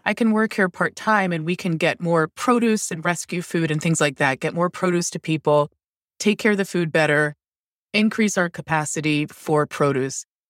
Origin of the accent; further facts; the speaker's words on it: Towson, Maryland, United States; also born or lived in Lutherville, Maryland; I grew up in Baltimore County, north of Baltimore City, and in, like, Towson, Maryland, and Lutherville, Maryland